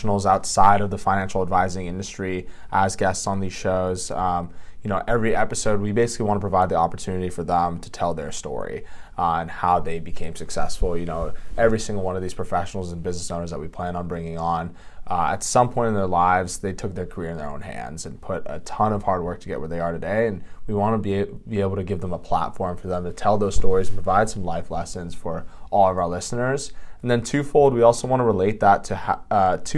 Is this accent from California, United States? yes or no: yes; Los Alamitos, California, United States; I grew up in Orange County, a town called Los Alamitos.